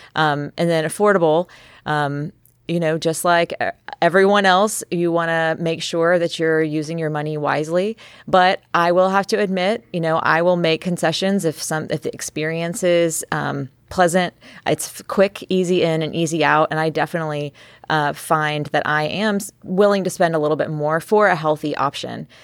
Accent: Texas, United States; moved away; also born or lived in California / New York; I was born and raised in Texas

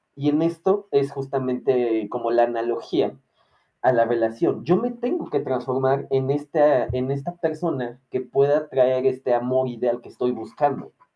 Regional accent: Mexico; como mexicano

